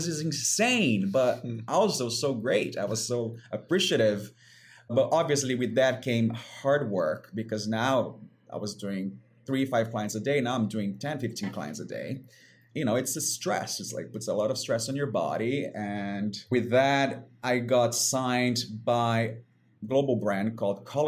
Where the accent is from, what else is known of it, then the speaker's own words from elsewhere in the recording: Brazil; moved away; growing up in Brazil on the beaches